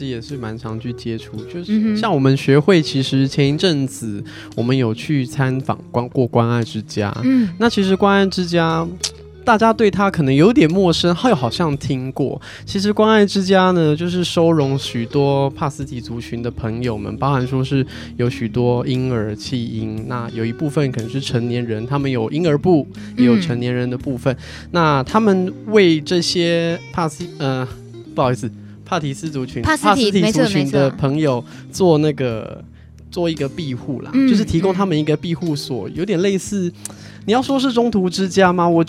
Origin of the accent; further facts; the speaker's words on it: China; 我们中国人其实，在观念上有一些血缘和血统的坚持。